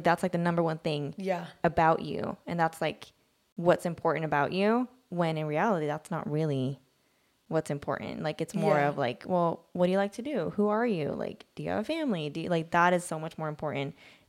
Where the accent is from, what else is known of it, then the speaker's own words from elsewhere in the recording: Sweden; now in United States; I grew up in Sweden.